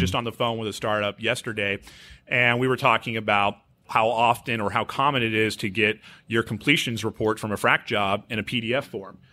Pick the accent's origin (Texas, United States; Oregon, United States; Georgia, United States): Texas, United States; Houston; I grew up here in Houston.